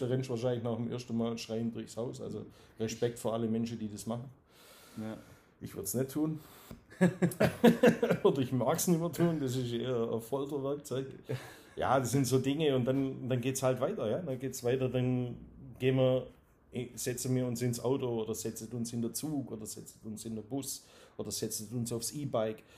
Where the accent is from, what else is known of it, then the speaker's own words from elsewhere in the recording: Dusslingen, Baden-Württemberg, Germany; accent: Swabian; bin in Dusslingen geboren